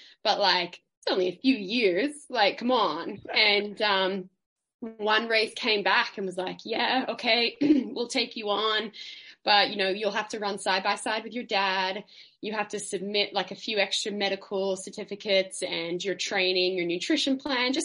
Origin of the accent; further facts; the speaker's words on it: Melbourne, Victoria, Australia; I grew up in Melbourne City. I was a city kid